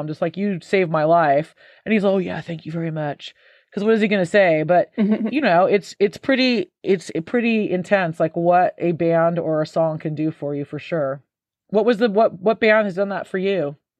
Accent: Santa Cruz, California, United States; moved away as an adult; now in United Kingdom; my hometown of Santa Cruz

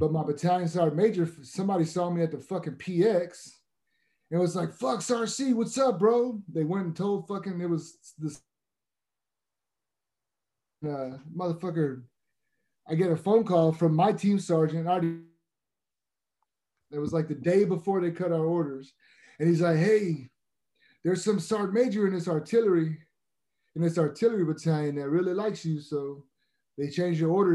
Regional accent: Galveston, Texas, United States; I'm from Galveston, Texas, bro. It's a little island off the coast of Texas

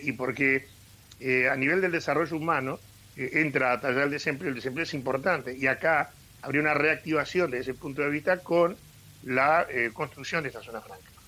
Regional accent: Montevideo, Uruguay; now in Rivera, Uruguay; yo soy nacido y criado en Montevideo, pero arraigado acá en Rivera hace muchos años

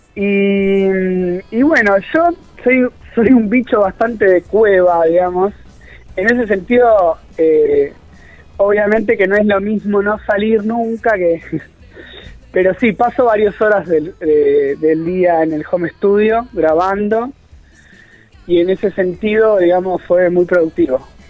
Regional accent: Argentina; como argentinos, como sociedad

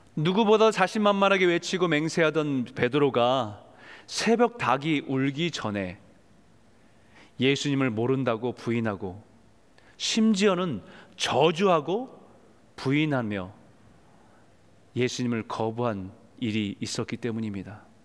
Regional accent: South Korea; 한국에서 태어나고 자란 사람들은

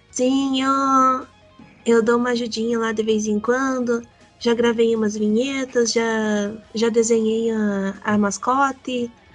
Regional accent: Paraná, Brazil; eu sou do Paraná

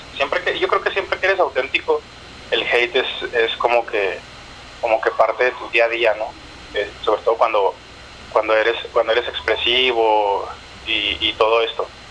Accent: Chihuahua, Mexico; moved away as an adult; yo crecí en Chihuahua, ah, en el noroeste de México

